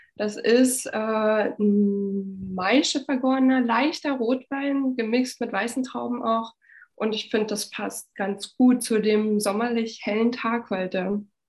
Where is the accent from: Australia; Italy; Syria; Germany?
Germany; Frankfurt, Brandenburg; moved away as an adult; now in Berlin, Germany; Ich komme aus Frankfurt-Oder, aus dem Osten von Deutschland und bin auch in der damaligen DDR noch geboren